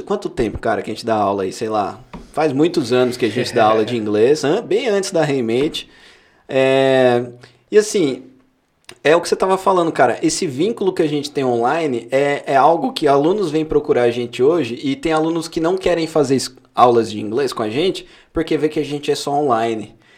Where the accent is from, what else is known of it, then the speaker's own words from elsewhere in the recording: São Paulo, Brazil; nós somos paulistas